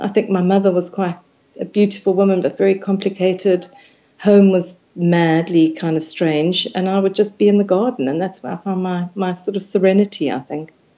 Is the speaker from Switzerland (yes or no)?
no; South Africa; I grew up in South Africa